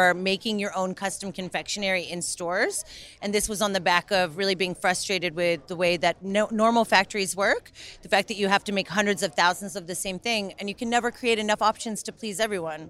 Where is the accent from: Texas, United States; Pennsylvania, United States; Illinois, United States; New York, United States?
New York, United States; moved away as an adult; now in Birmingham, United Kingdom; I'm originally from New York, and you know, I grew up in places like Brooklyn